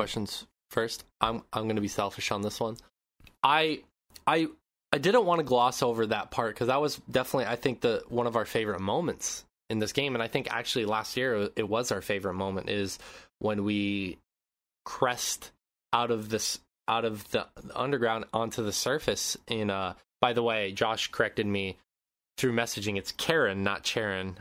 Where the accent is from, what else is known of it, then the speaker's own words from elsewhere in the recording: Montana, United States; moved away; growing up in Montana